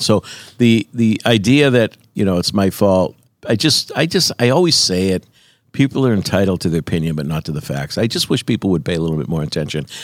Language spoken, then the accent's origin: English; United States; growing up in the United States of America